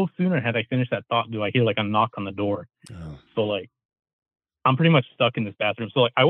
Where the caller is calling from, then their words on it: California, United States; I'm calling from Wafto, California.